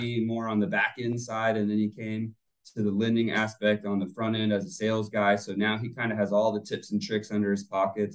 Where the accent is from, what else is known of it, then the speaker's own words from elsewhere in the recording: Plant City, Florida, United States; also born or lived in St. Petersburg, Florida; born and raised in Plant City